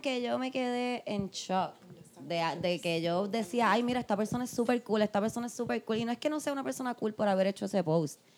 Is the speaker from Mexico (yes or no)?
no; Puerto Rico; nosotras somos puertorriqueñas